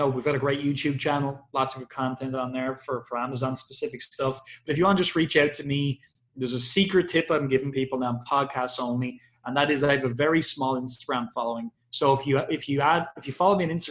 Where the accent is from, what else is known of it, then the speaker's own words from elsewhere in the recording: Ireland; I'm an Irish person